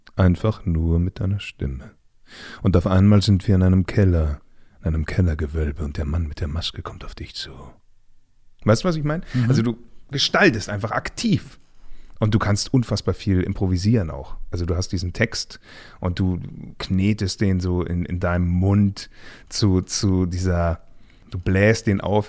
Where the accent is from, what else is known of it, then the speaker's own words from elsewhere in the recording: Munich area, Bavaria, Germany; moved away as an adult; now in Berlin, Germany; da, wo ich herkomme